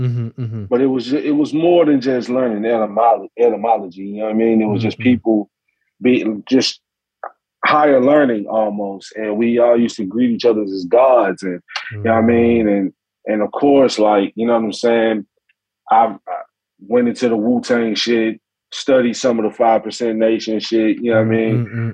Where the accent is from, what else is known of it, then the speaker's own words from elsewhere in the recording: Memphis, Tennessee, United States; I'm from Memphis